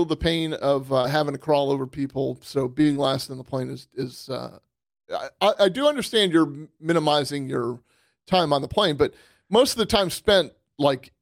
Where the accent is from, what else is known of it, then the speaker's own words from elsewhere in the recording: Western New York, United States; moved away; I grew up in Western New York.